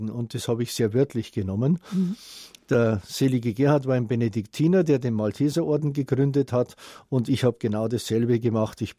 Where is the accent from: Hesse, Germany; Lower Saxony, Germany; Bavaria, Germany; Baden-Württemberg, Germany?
Bavaria, Germany; now in Mandeni, South Africa; Ich bin ein Bayer, dessen bayerisches Herz in Südafrika für Südafrika schlägt.